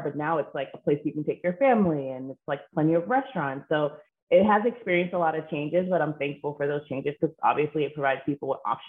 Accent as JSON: {"language": "English", "region": "Ohio", "country": "United States", "tie": "born there", "also_born_or_lived": "Athens, Greece", "said": "I was born in Ohio, so a lot of my family's from Cincinnati. We then moved to Athens, Greece, which is like an amazing experience."}